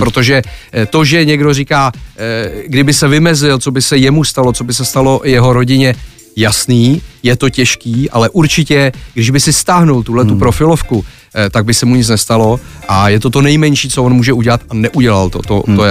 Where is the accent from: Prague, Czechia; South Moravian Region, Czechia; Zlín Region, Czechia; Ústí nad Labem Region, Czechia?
Prague, Czechia; Akorát jsem rodilej Žižkovák